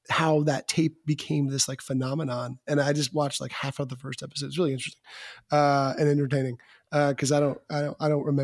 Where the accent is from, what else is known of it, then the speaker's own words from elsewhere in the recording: Georgia, United States; I'm from Georgia.